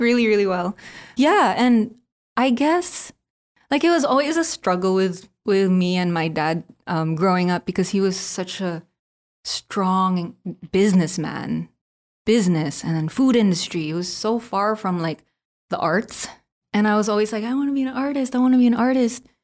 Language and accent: English; Philippines; Being Filipino, born and raised in the Philippines